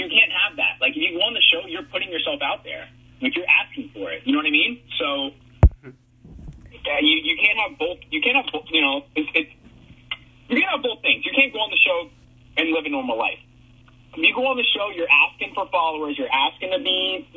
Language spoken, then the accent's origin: English; South Florida, United States; I grew up in South Florida